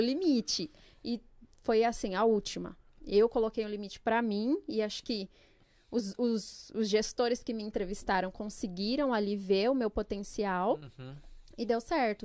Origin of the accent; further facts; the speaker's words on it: Jundiaí, São Paulo, Brazil; also born or lived in Pernambuco; Fiquei em Jundiaí, estudei, trabalhei, cresci lá.